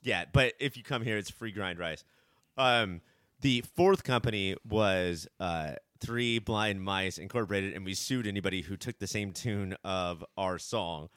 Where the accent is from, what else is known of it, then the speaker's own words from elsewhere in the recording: Orange County, California, United States; we grew up, we were born and raised in Orange County